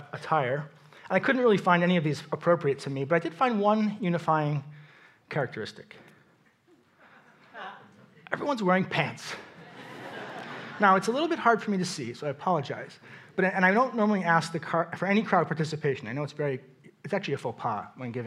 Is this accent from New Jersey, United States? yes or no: no; New York, United States; moved away as an adult; now in St. Louis, United States; I'm from New York. I grew up on the East Coast. I live in St. Louis now